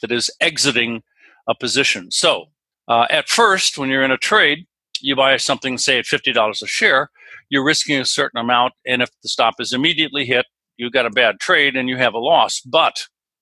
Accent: West Coast, United States; I'm from the West Coast

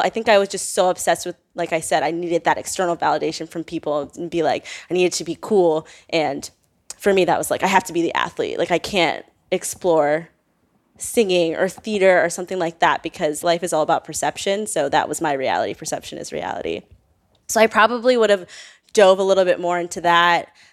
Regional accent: Northern Virginia, United States; I grew up in Northern Virginia

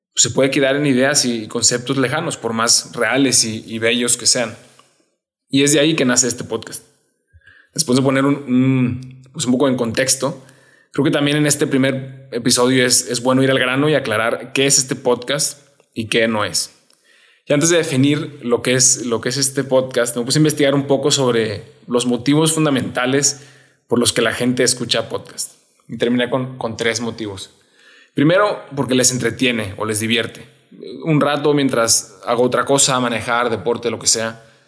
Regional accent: Monterrey, Nuevo León, Mexico; soy de Monterrey. Estuve ahí prácticamente toda mi vida, desde niño en un colegio en el que crecí muchísimo

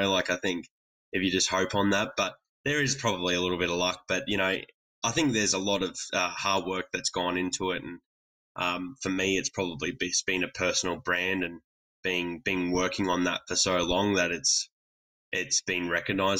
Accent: Australia

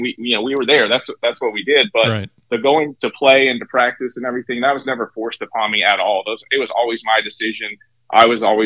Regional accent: Ontario, Canada; moved away as an adult; also born or lived in Johnson City, Tennessee; now in Knoxville, United States; growing up in Canada

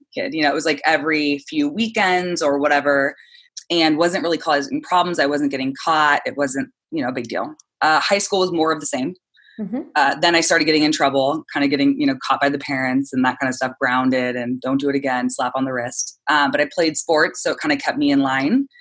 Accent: San Clemente, California, United States; now in Santa Monica, United States; I'm from San Clemente, California

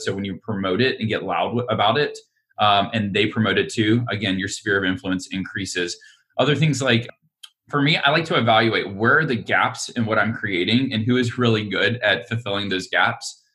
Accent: Alabama, United States; now in Austin, United States; I'm from Alabama originally

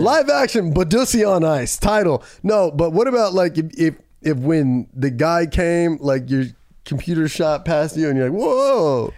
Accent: Camarillo, California, United States; my hometown in that, Camarillo

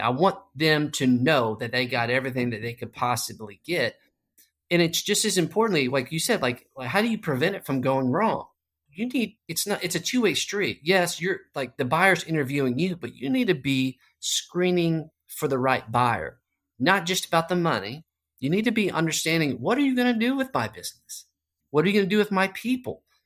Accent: Arlington, Texas, United States; I grew up in Arlington, Texas, just right there, Dallas-Fort Worth

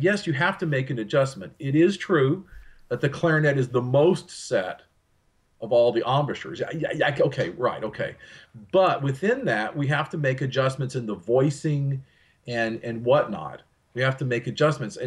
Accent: Texas, United States; where I'm from here in Texas

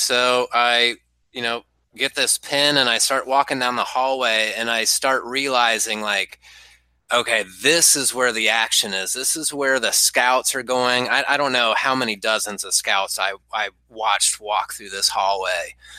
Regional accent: Midwest, United States; I'm a Midwesterner through and through, so for somebody that doesn't want to be bothered, it's kind of in my nature to not bother them.

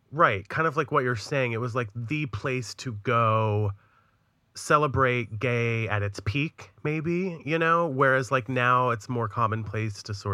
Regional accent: Leeds, Yorkshire and the Humber, United Kingdom; I'm not from in London. Leeds. I'm from Leeds.

